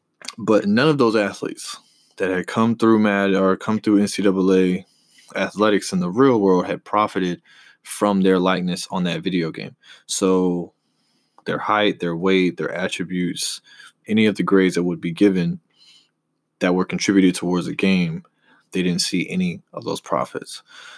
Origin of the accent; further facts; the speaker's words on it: the South, United States; I grew up right here in the South, so I played football when I was younger all the way up until high school.